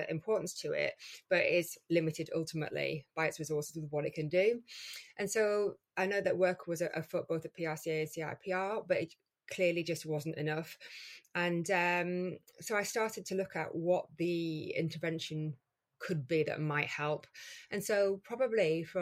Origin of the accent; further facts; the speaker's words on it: Geordie, North East England, United Kingdom; accent: Geordie; a Geordie accent, you know, in the middle of London